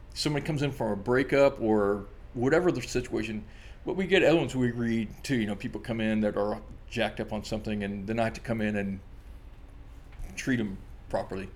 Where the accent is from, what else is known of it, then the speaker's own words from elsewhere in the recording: Orlando, Florida, United States; now in Maui, United States; I was raised near Disney World in Orlando.